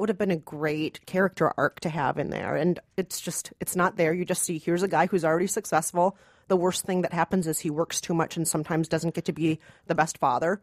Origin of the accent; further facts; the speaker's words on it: Minnesota, United States; I'm from Minnesota, and I'm not Mexican